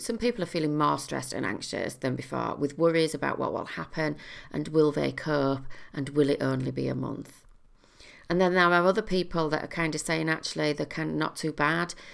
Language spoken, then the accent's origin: English; United Kingdom; as a British population